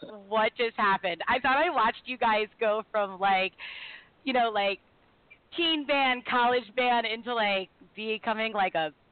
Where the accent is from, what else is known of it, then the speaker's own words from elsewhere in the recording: Baltimore, Maryland, United States; now in Buffalo, United States; I'm from Baltimore